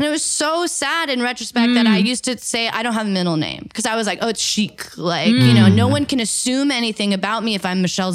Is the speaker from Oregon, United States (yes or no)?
yes; Eugene, Oregon, United States; I grew up in Eugene, Oregon